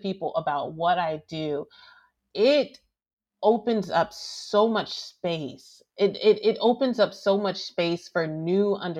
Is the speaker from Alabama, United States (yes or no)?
yes; Alabama, United States; I grew up in Alabama